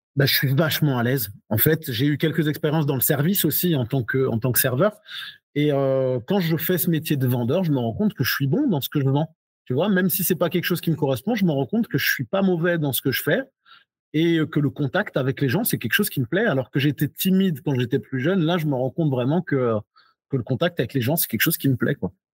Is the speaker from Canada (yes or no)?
no; Alsace, Grand Est, France; also born or lived in Guadeloupe; j'ai grandi en Alsace